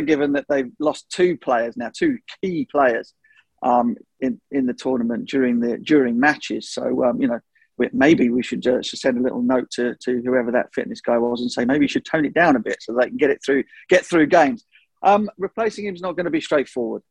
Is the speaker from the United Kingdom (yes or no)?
yes; England, United Kingdom; as an Englishman